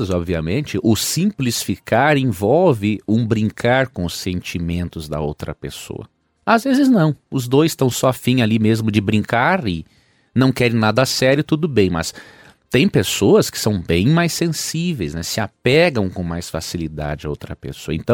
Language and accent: Portuguese; Cariacica, Espírito Santo, Brazil; Eu é, sou de tudo, Cariacica.